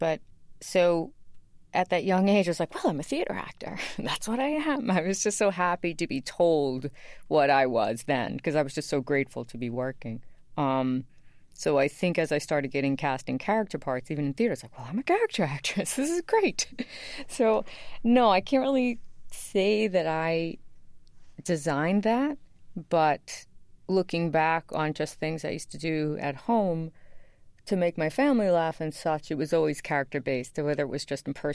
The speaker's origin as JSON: {"language": "English", "town": "New York City", "region": "New York", "country": "United States", "tie": "born or raised there", "said": "I loved where I grew up"}